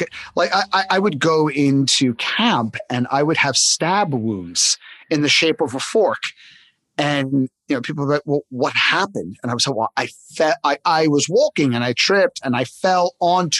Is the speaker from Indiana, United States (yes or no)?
no; New York City, New York, United States; I grew up in Coney Island